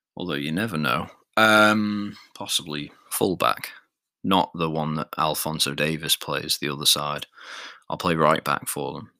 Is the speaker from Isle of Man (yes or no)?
yes; Isle of Man; I'm not strictly English. I'm I'm Manx. I'm from the Isle of Man